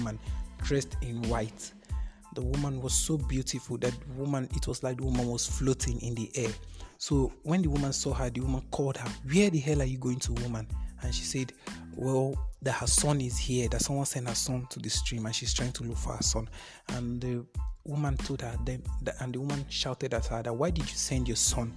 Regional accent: Okene, Kogi, Nigeria; Okene, which is my hometown

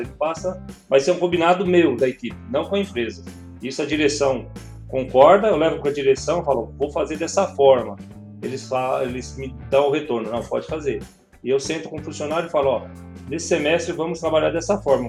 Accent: São Paulo, Brazil; Eu sou de São Paulo

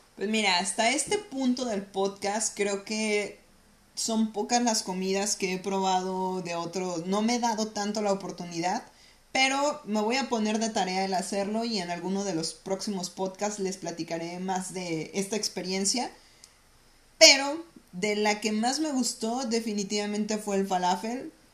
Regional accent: Mexico; moved away as an adult; now in Toronto, Canada; nosotras somos mexicanas especiales

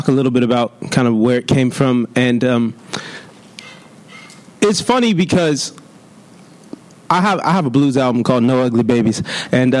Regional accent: Long Beach, California, United States; I'm from Long Beach

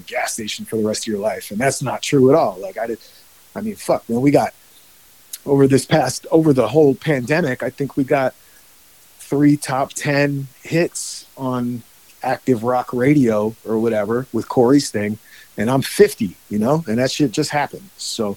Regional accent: United States; moved away as an adult; also born or lived in Woodstock, New York / Bergen County, New Jersey; now in California, United States; I grew up in Woodstock, New York, and Bergen County, New Jersey.

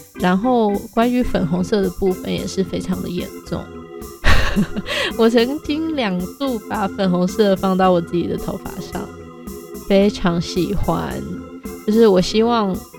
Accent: Hong Kong; also born or lived in Shenzhen, China / Hunan, China; now in Hualien, Taiwan; 我是一个国语讲得很好的香港人。然后，呃，我在中国出生，嗯，我严格来说，其实我是在深圳出生，可是我是七岁之前在湖南长大

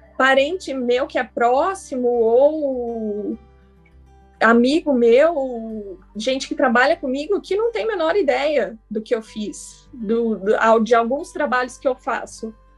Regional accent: São José dos Campos, São Paulo, Brazil; que eu sou de São José dos Campos

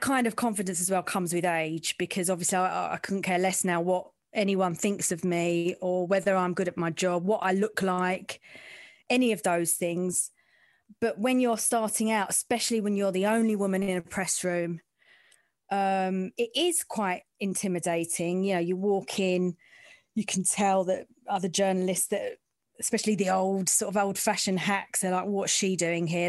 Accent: London, United Kingdom; I'm from the East End

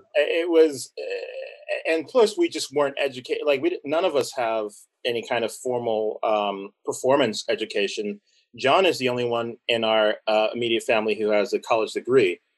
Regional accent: Southern California, United States; we grew up in Southern California

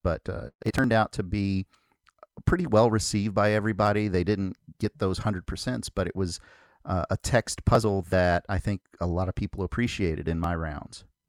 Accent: Kentucky, United States; I'm from Kentucky

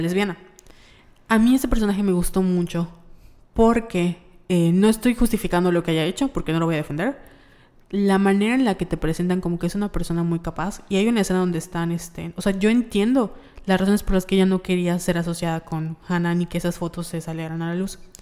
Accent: Yucatán, Mexico; accent: Yucatecan; nuestro acento yucateco

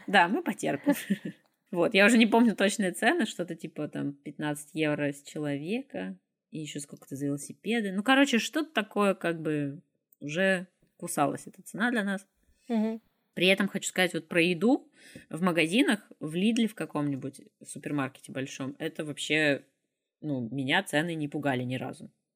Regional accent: Izhevsk, Udmurtia, Russia; also born or lived in Moscow, Russia; now in Grodno, Belarus; я из России, там в Ижевске

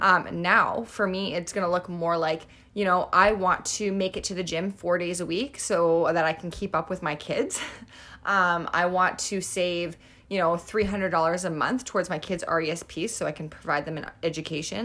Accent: Niverville, Manitoba, Canada; we're from Niverville

